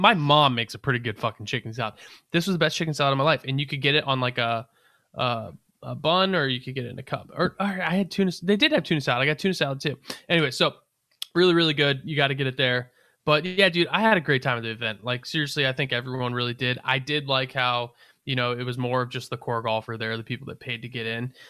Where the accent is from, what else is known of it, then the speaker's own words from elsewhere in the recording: Northern Virginia, United States; I'm from Northern Virginia, Appalachian Mountain area. Like I'm used to some pretty cold shit. It gets cold where I'm from.